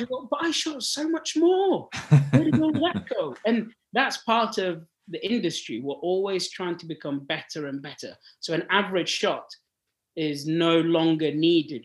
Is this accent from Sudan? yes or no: yes; Sudan; moved away; I'm born and bred in Africa. I'm born in Sudan, uh, and I grew oh. up there